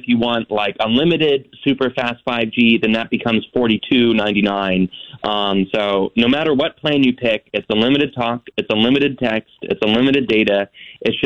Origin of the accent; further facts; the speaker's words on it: North Idaho, United States; I grew up in North Idaho